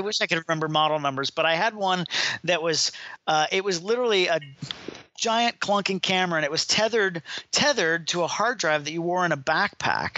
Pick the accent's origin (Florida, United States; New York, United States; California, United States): Florida, United States; Miami; I was born and raised in Miami, so it was actually back to my hometown